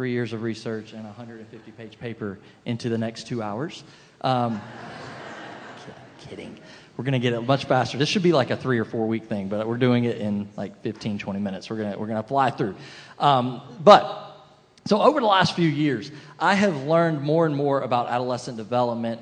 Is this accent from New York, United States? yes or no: no; South Carolina, United States; now in Boca Raton, United States; I grew up in South Carolina